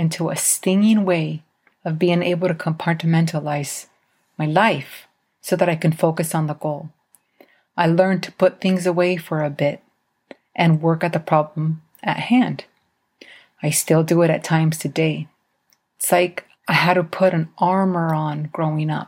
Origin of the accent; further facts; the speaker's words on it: Idaho, United States; As a Mexican growing up in Idaho, there were a lot of times I was treated as a second-class citizen.